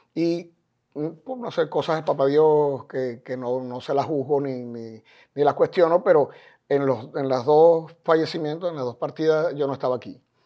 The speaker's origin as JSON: {"language": "Spanish", "town": "Maracaibo", "region": "Zulia", "country": "Venezuela", "moved": "as an adult", "lives_now": "Miami, United States", "said": "como decimos en Maracaibo"}